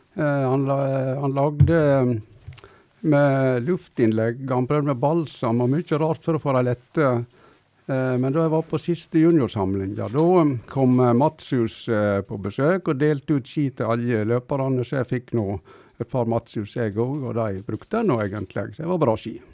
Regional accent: a roadless farm near Stryn, Vestland, Norway; Jeg bodde på en veiløs gard. Det var 500 meter ned til riksveien

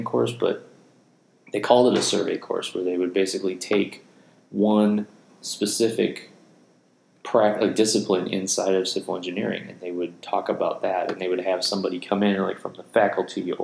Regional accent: Chicago, Illinois, United States; we're from Chicago

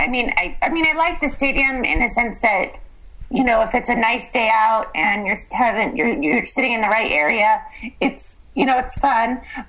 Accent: California, United States; I'm from California. I'm a fair weather type. So I think that's a lot of us Californians.

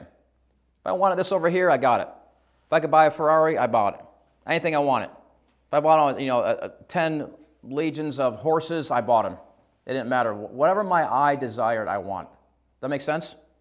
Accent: Shortsville, New York, United States; moved away as an adult; now in Australia; I grew up in New York

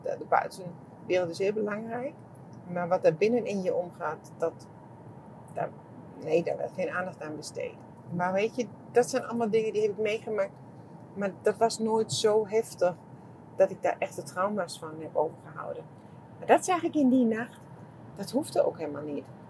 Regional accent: Germany; accent: German; Dutch is a second language; mijn Duits accent

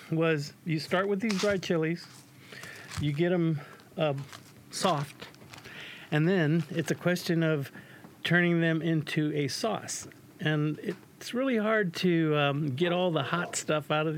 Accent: San Antonio, Texas, United States; also born or lived in North Carolina; I'm from San Antonio, Texas

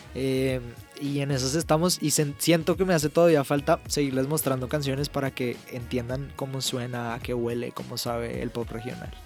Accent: Colombia; yo soy colombiano

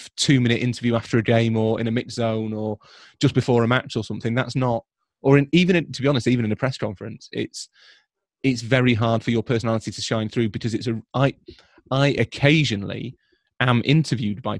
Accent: Leeds, Yorkshire and the Humber, United Kingdom; I am from Leeds

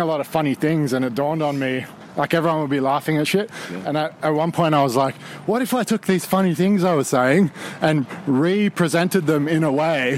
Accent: Australia; now in Austin, United States; in Australia we had a show called Young Talent

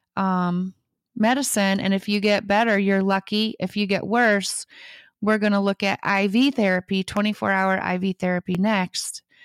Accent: Michigan, United States; now in Nashville, United States; I grew up in Michigan, on a farm out in the middle of nowhere

